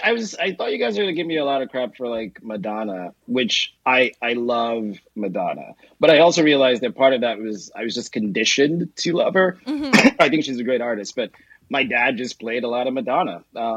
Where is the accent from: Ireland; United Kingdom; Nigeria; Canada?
Nigeria; also born or lived in New York, United States; I was born in New York, but grew up in Nigeria.